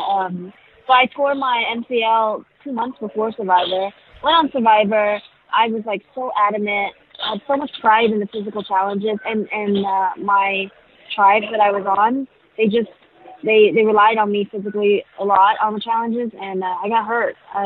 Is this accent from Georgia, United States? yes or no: no; Houston, Texas, United States; also born or lived in Vietnam / Oakland, California / San Jose, California; I spent most of my life in Texas. Houston, Texas